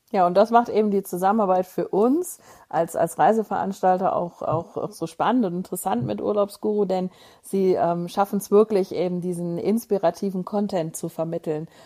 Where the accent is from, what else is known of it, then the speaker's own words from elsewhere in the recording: Moers, North Rhine-Westphalia, Germany; ich bin ja in, in Mörs groß geworden und zur Schule gegangen